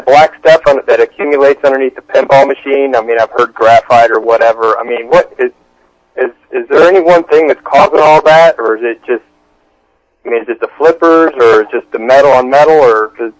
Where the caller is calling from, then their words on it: New Jersey, United States; Oh, yeah, hey, I'm New Jersey. Enjoy the show here.